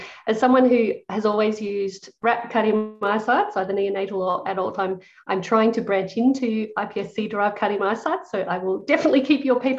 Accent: Australia; moved away as an adult; also born or lived in United Kingdom; I was going from Australia to the UK.

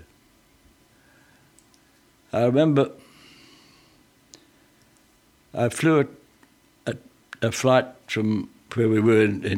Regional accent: Australia; also born or lived in South Australia / Victoria; I got back to England, back to Australia from England on the 1st of January 1944.

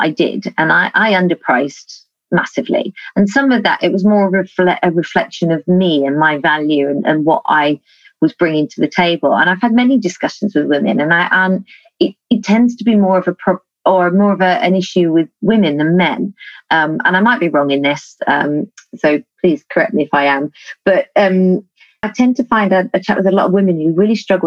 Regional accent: United Kingdom; We're quite British

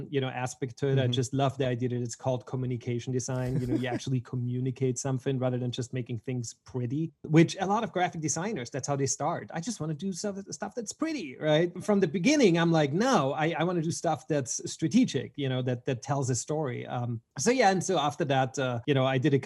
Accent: Vienna, Austria; moved away as an adult; also born or lived in Switzerland / Los Angeles; I was born in Vienna, Austria, and I've been there until I was about 19

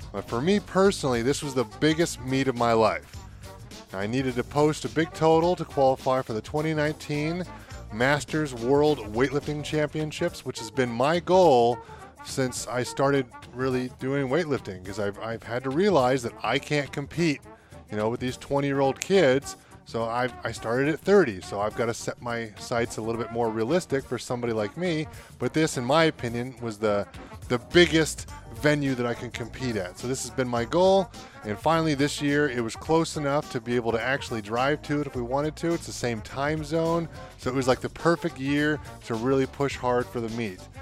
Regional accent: Northeast Ohio, United States; we're from Northeast Ohio

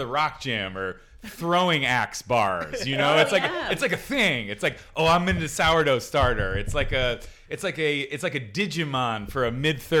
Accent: Philadelphia, Pennsylvania, United States; now in Los Angeles, United States; I grew up in Philly, moved to LA when I was young. Philly's a sandwich-based culture

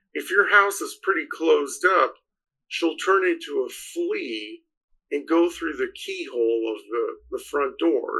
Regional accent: New Mexico, United States; So I grew up in New Mexico, the state of New Mexico.

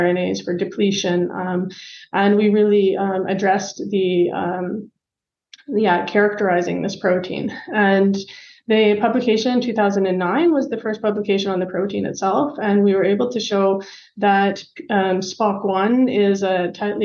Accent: Canada; moved away as an adult; also born or lived in London, Ontario, Canada; now in Germany; I am Canadian

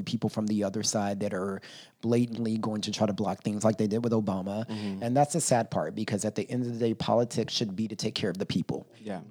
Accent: Texas, United States; Texas, get your shit together. You know, that's my home state

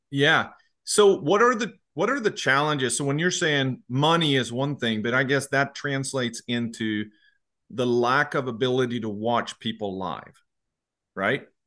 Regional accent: Sweden; now in United States; I grew up in Sweden and then I've been in the U S really for a long, long time.

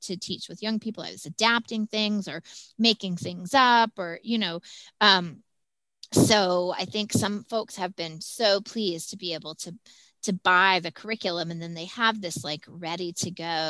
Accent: Texas, United States; I'm from Texas

